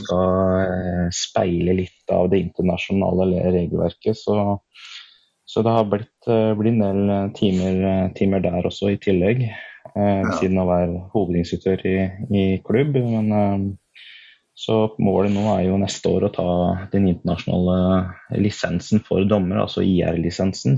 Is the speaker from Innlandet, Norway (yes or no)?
yes; Nord-Østerdalen, Innlandet, Norway; jeg er jo født og oppvokst oppe i Nord-Østerdalen